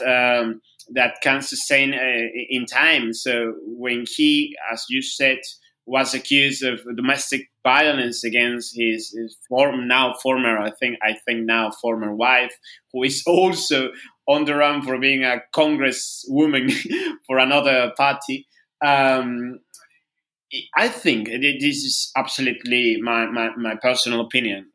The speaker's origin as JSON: {"language": "English", "region": "northern Peru", "country": "Peru", "tie": "born or raised there", "second_language": "English", "moved": "yes", "lives_now": "Lima, Peru", "said": "I am in, in my hometown, hometown in, in the north of Peru"}